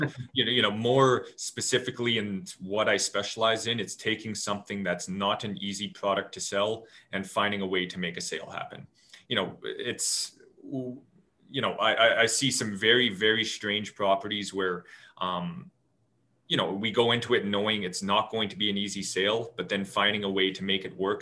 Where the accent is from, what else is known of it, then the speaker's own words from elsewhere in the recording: Lake Country, British Columbia, Canada; I grew up out in Lake Country, lived right across from a farm.